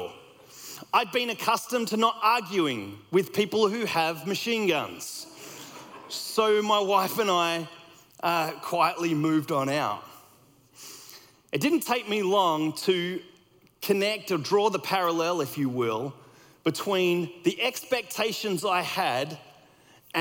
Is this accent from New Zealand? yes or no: no; Australia; moved away as an adult; also born or lived in United States; I grew up in Australia